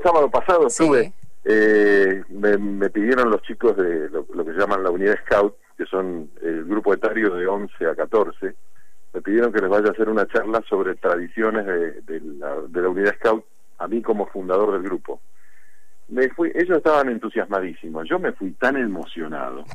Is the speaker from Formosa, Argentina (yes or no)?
no; Avellaneda, Buenos Aires Province, Argentina; soy vecino de Avellaneda